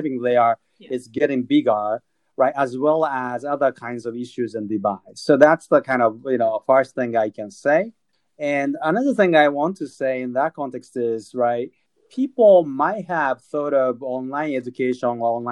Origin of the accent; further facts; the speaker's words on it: Tokyo, Japan; moved away; I was born and raised up in, and I'm originally from Tokyo.